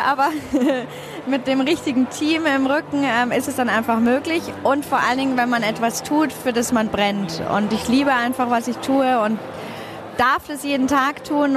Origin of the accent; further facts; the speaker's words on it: Bavaria, Germany; bei uns in Bayern